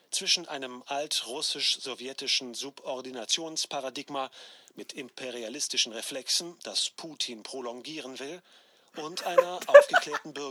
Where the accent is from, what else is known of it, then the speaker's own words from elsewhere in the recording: Hanover, Lower Saxony, Germany; nein, ich bin Hannoveraner. Ich spreche hervorragendes Hochdeutsch.